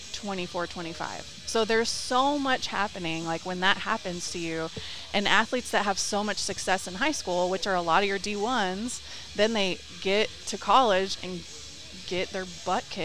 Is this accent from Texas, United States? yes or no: yes; Dallas, Texas, United States; moved away; I'm from Dallas originally.